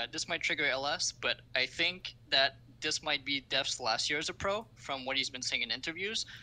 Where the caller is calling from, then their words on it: Montreal, Quebec, Canada; I'm calling from Montreal, Quebec.